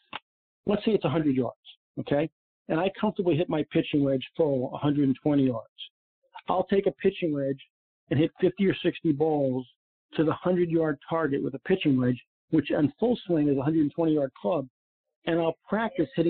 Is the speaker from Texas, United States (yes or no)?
no; New York, United States; also born or lived in Florida; now in Naples, United States; especially in Florida in Eastern Long Island, where I played some of my golf growing up in New York.